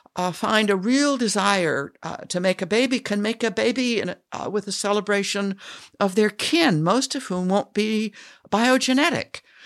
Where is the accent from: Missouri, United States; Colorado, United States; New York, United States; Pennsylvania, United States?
Colorado, United States; Denver; I grew up in Irish Catholic Denver